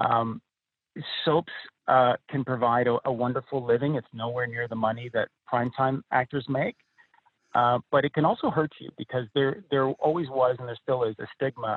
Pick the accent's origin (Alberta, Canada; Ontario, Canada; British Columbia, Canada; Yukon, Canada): Ontario, Canada; near Toronto; moved away as an adult; also born or lived in Los Angeles; near Toronto. And that's where I grew up